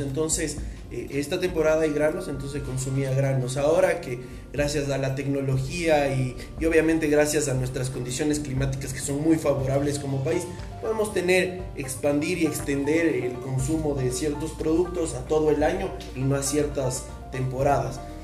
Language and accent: Spanish; Ecuador; nosotros como ecuatorianos que vivimos de un pueblo indígena